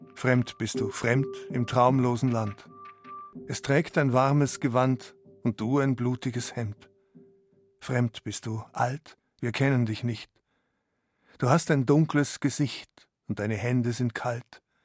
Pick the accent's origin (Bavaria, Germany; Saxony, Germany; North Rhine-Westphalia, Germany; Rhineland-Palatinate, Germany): Bavaria, Germany; a village in Upper; Ich habe mich wahrscheinlich fremder gefühlt in dem oberbayerischen Dorf als mein Vater, der aus Syrien kam und ich bin in dem Dorf geboren.